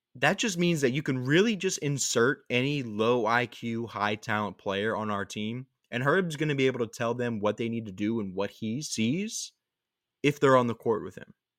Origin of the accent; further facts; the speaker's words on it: New Orleans, Louisiana, United States; for the people in New Orleans, Mardi Gras is something that happens that we do maybe once every three, four years